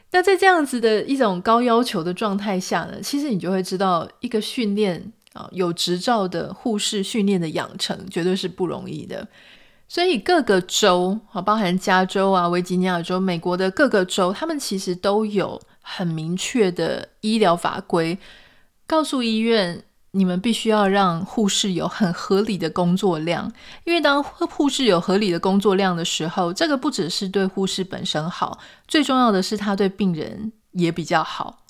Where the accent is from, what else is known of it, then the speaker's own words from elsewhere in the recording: Pingtung County, Taiwan; moved away as an adult; also born or lived in Taipei; now in United States; 在我十八岁开始出去念大学啊、研究所、出去工作之后，其实我就已经没有机会回到屏东我的家乡去住很长一段时间